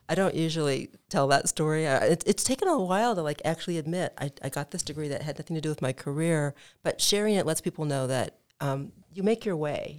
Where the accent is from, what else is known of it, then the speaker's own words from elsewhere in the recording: Midwest, United States; moved away; I grew up in the Midwest